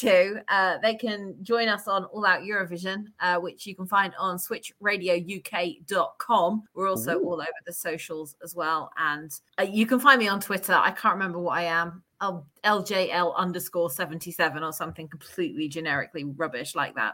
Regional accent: the south of England, United Kingdom; I'm also a southerner

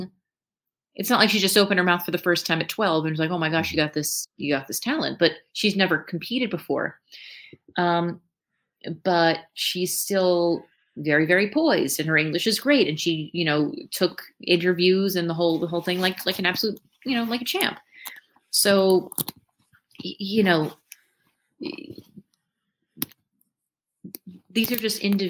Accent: Minneapolis, Minnesota, United States; I'm from Minneapolis

